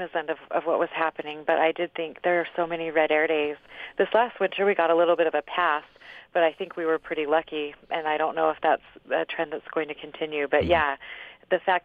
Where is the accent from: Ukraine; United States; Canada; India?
United States; Cedar City, Utah; I'm from Cedar City